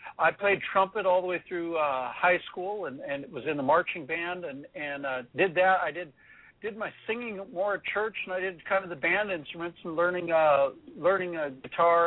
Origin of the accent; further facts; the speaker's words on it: Orange County, California, United States; now in Alaska, United States; I grew up in Orange County, California.